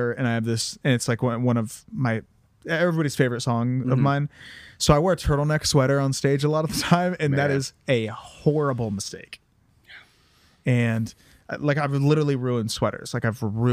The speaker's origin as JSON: {"language": "English", "town": "Columbus", "region": "Ohio", "country": "United States", "moved": "as an adult", "lives_now": "Los Angeles, United States", "said": "I'm from Columbus, Ohio"}